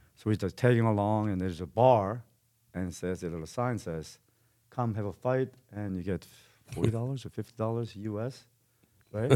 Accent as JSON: {"language": "English", "country": "South Korea", "tie": "born or raised there", "moved": "yes", "lives_now": "Calgary, Canada", "said": "I'm, I'm Korean and born and raised in Korea"}